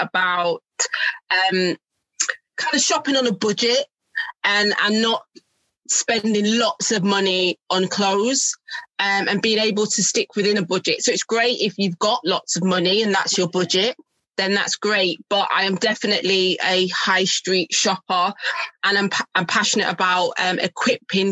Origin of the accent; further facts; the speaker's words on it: Manchester, North West England, United Kingdom; now in Milton Keynes, United Kingdom; I'm from Manchester as well